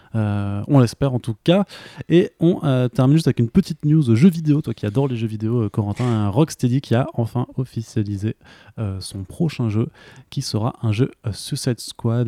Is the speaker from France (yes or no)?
yes; Alsace, Grand Est, France; also born or lived in Italy; je suis alsacien aussi et je l'assume complètement